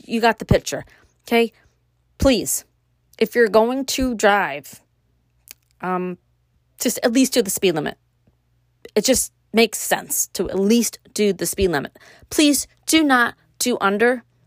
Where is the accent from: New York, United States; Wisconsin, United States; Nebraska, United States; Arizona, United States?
New York, United States; New York City; now in Upstate New York, United States; growing up in Brooklyn and moving to upstate, Brooklyn raised, living upstate